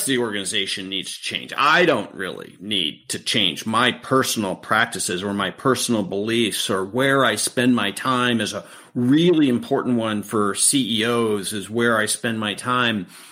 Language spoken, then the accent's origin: English; Beaverton, Oregon, United States; I grew up in Beaverton, Oregon